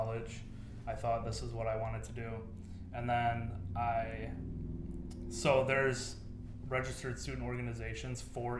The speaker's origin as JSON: {"language": "English", "town": "West Bloomfield", "region": "Michigan", "country": "United States", "tie": "born or raised there", "said": "I grew up in West Bloomfield, Michigan. Yeah, grew up in West Bloomfield. Spent my whole life there"}